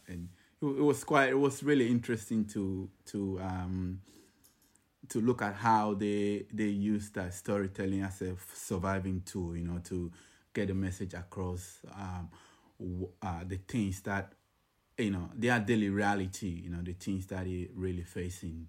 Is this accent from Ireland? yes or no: no; Ghana; moved away as an adult; now in Sydney, Australia; I'm, uh, originally from Ghana, I've been in Sydney, uh, for over ten years now